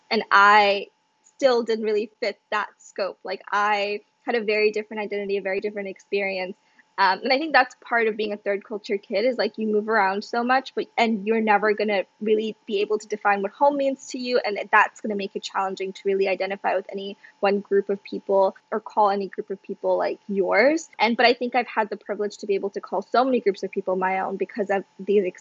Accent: South Africa; moved away as an adult; also born or lived in Kerala, India / Ghana; now in United States; I was born in India, in Kerala, South India, and I, I was there for like less than a year. I moved to Ghana in West Africa and I lived there for about six years. And then I moved to South Africa

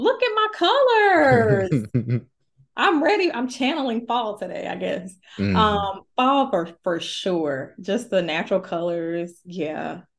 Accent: the South, United States; Cornbread and collard greens and neck bone. Okay, I'm from the South.

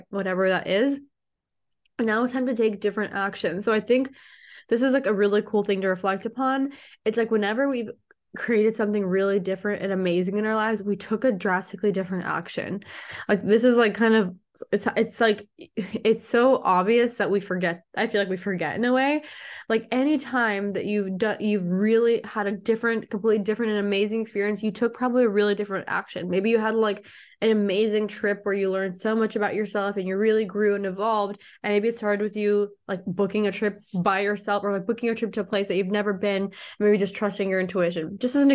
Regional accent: Mexico; I'm already from Mexico. And I was like, I'm going back to Mexico, right?

